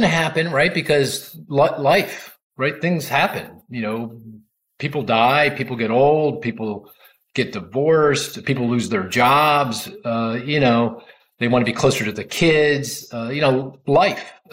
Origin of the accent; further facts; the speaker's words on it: Philadelphia, Pennsylvania, United States; I'm I'm from Philly too